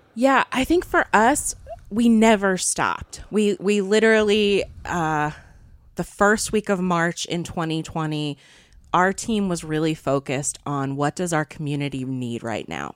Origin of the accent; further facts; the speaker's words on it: Eastern Wake County, North Carolina, United States; moved away as an adult; also born or lived in New York / Minneapolis; I grew up here. I grew up in Eastern Wake County